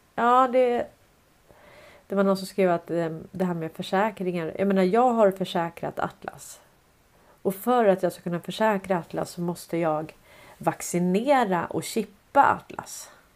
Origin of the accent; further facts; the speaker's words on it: Stockholm, Stockholm County, Sweden; jag är uppväxt på Sandviksvägen 101 i Hässelby villastad